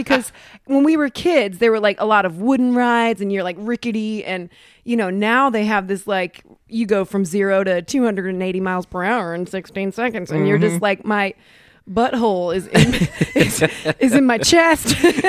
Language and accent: English; Cleveland, Ohio, United States; moved away; I'm from Cleveland, but I really push on the accent comedically sometimes.